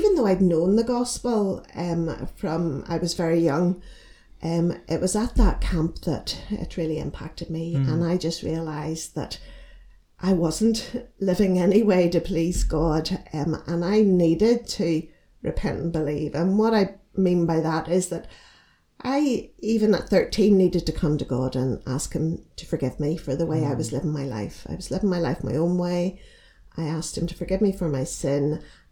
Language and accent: English; Bangor, Northern Ireland, United Kingdom; I grew up in Bangor, County Down.